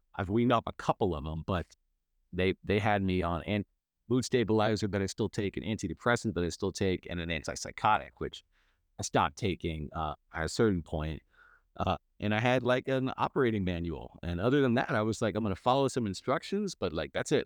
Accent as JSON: {"language": "English", "area": "Bay Area", "region": "California", "country": "United States", "tie": "born or raised there", "said": "I grew up in the Bay Area"}